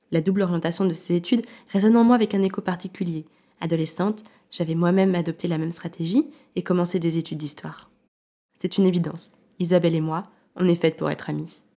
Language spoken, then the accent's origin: French; Grenoble, Auvergne-Rhône-Alpes, France; je suis une femme, je suis française, je suis grenobloise, je suis mère, je suis journaliste.